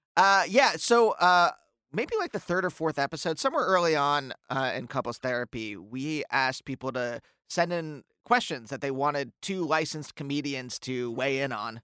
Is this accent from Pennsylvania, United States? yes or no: yes; Reading, Pennsylvania, United States; I grew up in Reading, Pennsylvania, where there's a handful of us